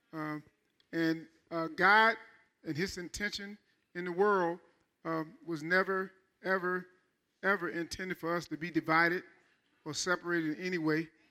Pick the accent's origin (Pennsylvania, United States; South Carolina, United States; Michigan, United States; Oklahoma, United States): Michigan, United States; I'm from Michigan